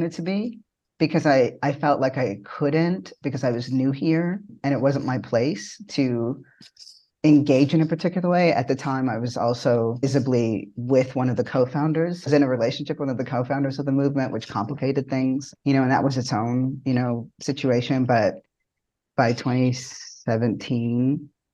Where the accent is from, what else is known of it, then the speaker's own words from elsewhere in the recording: Toronto, Ontario, Canada; moved away as an adult; now in United States; I was new to this country. I'm born and raised in Toronto, and I moved here late around 2016.